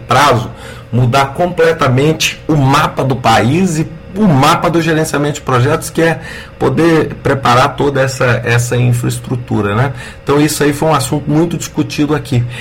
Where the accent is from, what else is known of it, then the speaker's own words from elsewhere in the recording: Brazil; nós poderíamos ter como brasileiros